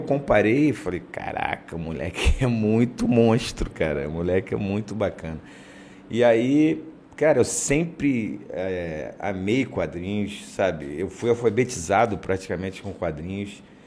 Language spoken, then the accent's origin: Portuguese; Duque de Caxias, Rio de Janeiro, Brazil; moved away as an adult; also born or lived in Ilha do Governador, Rio de Janeiro; eu sou da Baixada, eu sou de Caxias, sou de Duque de Caxias.